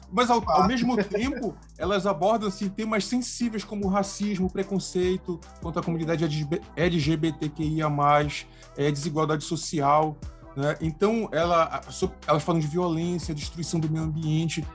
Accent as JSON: {"language": "Portuguese", "region": "Pará", "country": "Brazil", "said": "eu, como paraense"}